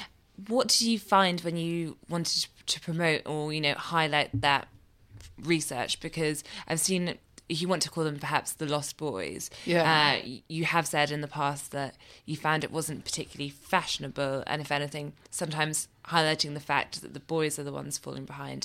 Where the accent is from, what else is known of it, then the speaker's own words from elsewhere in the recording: Scotland, United Kingdom; I don't sound it, but I grew up in Scotland.